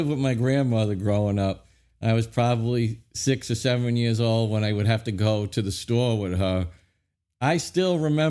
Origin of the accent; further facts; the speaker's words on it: New York City, New York, United States; growing up in Brooklyn